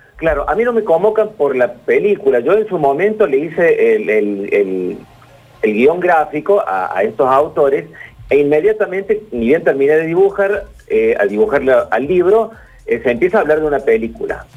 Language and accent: Spanish; Córdoba, Argentina; soy cordobés y, esa estancia está aquí en Córdoba